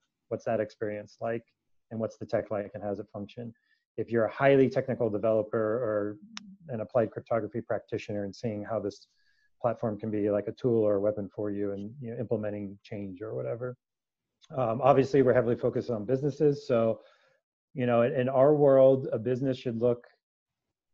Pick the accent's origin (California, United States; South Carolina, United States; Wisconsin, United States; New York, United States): California, United States; San Francisco Bay Area; born or raised there